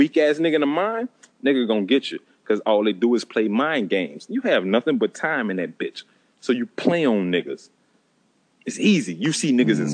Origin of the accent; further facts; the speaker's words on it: St. Rose, Louisiana, United States; also born or lived in New Orleans; I'm from St. Rose. Like, fuck. That's where I've been my whole motherfucking life